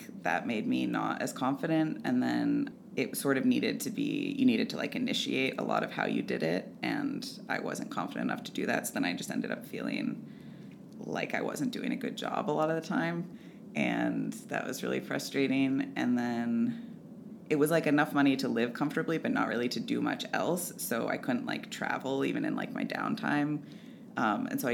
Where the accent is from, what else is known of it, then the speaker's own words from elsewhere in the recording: Ithaca, New York, United States; moved away as an adult; now in Vermont, United States; I'm from Ithaca, New York